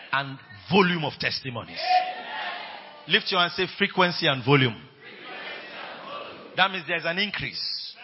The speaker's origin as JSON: {"language": "English", "country": "Nigeria", "said": "I'm using Nigerian terms"}